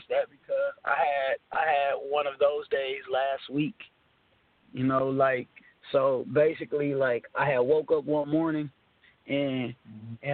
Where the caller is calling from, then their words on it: Texas, United States; I'm calling from